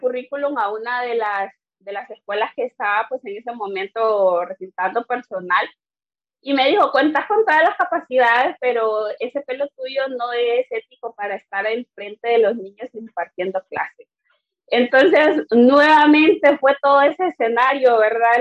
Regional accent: Honduras; first language Garifuna; Spanish is a second language

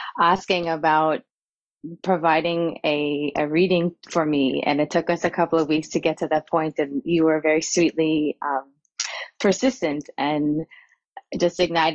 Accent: Long Island, New York, United States; accent: Long Island drawl; also born or lived in North Carolina; I was born in North Carolina. And then I very quickly moved to Long Island, where I was raised on in the North Shore, Long Island, small harbor town.

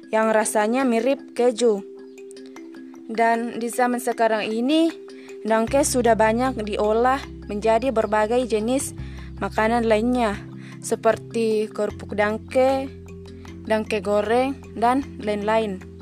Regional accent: Enrekang, South Sulawesi, Indonesia; saya akan membahas atau berbagi tentang kuliner khas dari daerah saya yaitu Enrekang.

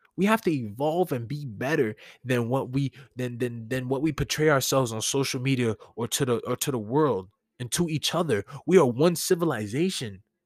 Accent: New York City, New York, United States; As a New Yorker

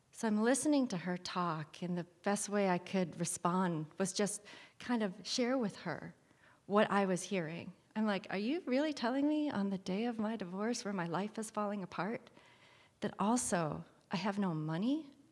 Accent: Kalkaska, Michigan, United States; I'm a girl from Calcasica, Michigan. I grew up there in the eighties primarily

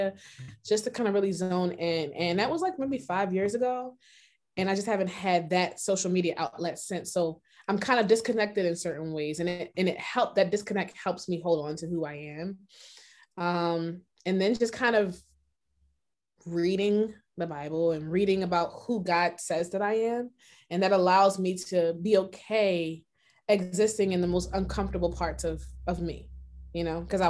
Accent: Philadelphia, Pennsylvania, United States; I am from Philadelphia, Pennsylvania

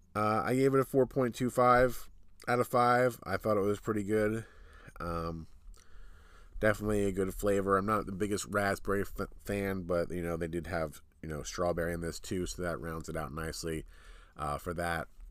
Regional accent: New Jersey, United States; we're from New Jersey, so these are New Jersey places close to where we live

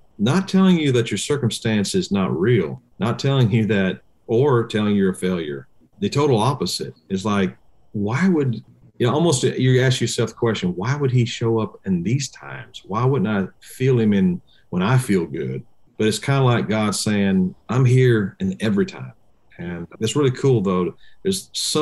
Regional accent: Indiana, United States; moved away; I'm originally from Indiana

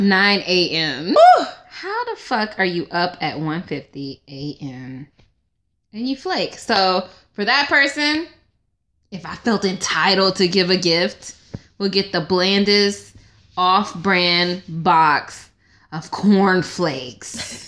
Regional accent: Stone Mountain, Georgia, United States; I'm from Stone Mountain, Georgia

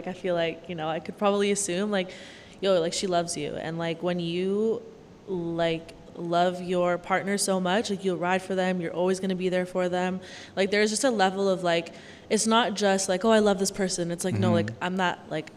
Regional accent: Waterloo, Ontario, Canada; originally my hometown's Waterloo.

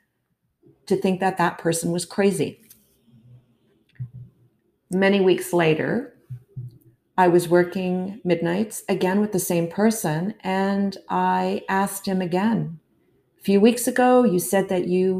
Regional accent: Toronto, Ontario, Canada; I was born and raised in Toronto

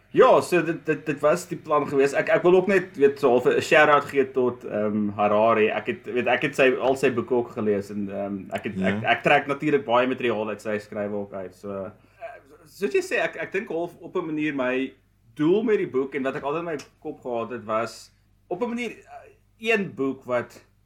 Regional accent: Vereeniging, Gauteng, South Africa; moved away as an adult; also born or lived in Johannesburg, South Africa / Stellenbosch, South Africa; now in United States; Ek is gebore in Vereniging.

